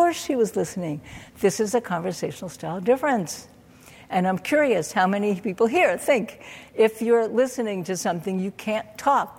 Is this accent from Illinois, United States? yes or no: no; New York City, New York, United States; I grew up in Brooklyn, New York